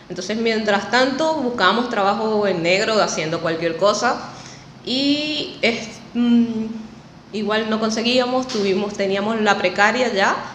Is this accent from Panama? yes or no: no; Apure, Venezuela; moved away as an adult; Salí desde Puerto Paz con mi novio. Salimos, emigré en pareja.